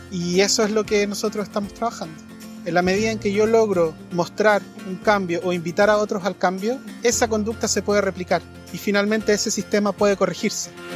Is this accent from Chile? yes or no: yes; Chile; soy chileno de nacimiento